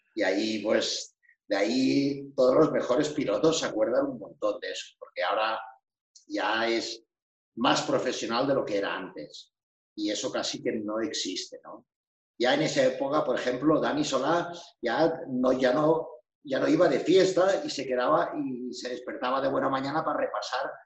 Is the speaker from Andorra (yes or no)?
yes; Andorra; soy de Andorra.